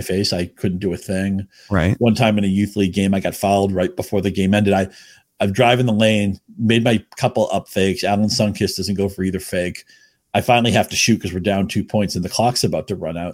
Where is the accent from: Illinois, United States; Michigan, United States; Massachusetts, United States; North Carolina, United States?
Massachusetts, United States; Chelmsford; also born or lived in Rhode Island; I grew up in New England, Chelmsford, Massachusetts, just short of the New Hampshire border